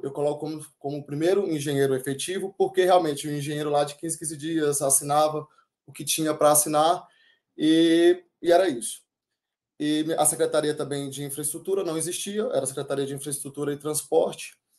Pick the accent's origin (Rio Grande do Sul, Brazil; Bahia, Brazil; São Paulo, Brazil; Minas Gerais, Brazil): Bahia, Brazil; Cocos; nasci na Bahia, em Cocos